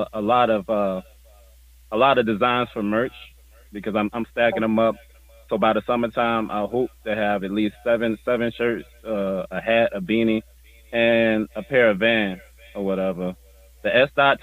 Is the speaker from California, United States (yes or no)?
no; Savannah, Georgia, United States; moved away; also born or lived in Midwest; Savannah, Georgia, baby. Born and raised.